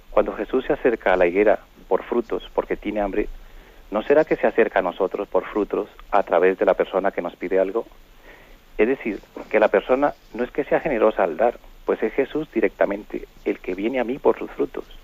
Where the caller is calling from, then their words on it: Palafrugell, Catalonia, Spain; de Parafruyel por Gerona.